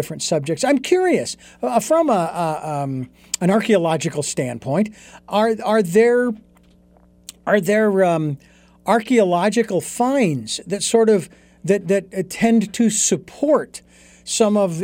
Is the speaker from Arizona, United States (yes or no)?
yes; Phoenix, Arizona, United States; moved away as an adult; I was born and raised in Phoenix, Arizona, so I know what intense heat is.